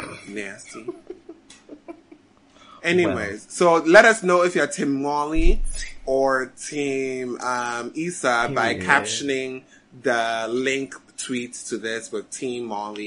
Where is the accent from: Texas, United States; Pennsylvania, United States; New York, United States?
Pennsylvania, United States; Philadelphia; Damn, nigga, I'm from Philly.